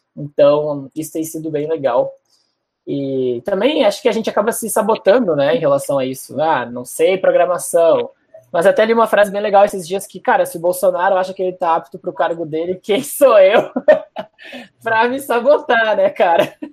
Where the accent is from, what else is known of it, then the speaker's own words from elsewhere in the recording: Porto Alegre, Rio Grande do Sul, Brazil; accent: gaúcho; moved away as an adult; also born or lived in Florianópolis; now in São Paulo, Brazil; eu sou de Porto Alegre mesmo. Morei lá até os 19, depois passei três anos em Floripa. E agora estou há dois aqui em São Paulo